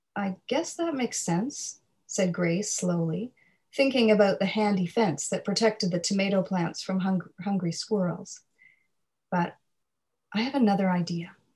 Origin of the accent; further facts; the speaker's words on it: Nova Scotia, Canada; I grew up in Nova Scotia, my parents are actually from the prairies